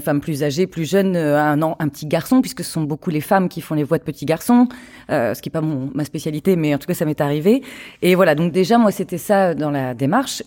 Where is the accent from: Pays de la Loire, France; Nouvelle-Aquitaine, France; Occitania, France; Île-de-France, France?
Nouvelle-Aquitaine, France; Charente-Maritime; moved away as an adult; also born or lived in Paris; je viens de Charente-Maritime et de partir à Paris à 18 ans